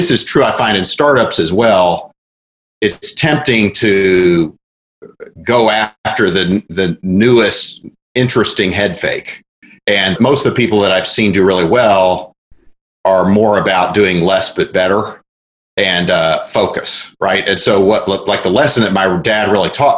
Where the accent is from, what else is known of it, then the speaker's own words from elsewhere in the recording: Oklahoma, United States; I was about 5 years old, and I grew up in Oklahoma